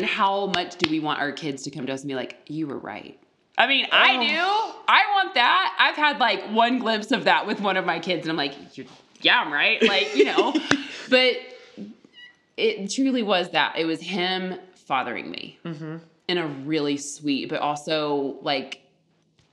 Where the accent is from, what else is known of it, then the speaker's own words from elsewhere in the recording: the South, United States; the Southern culture I was raised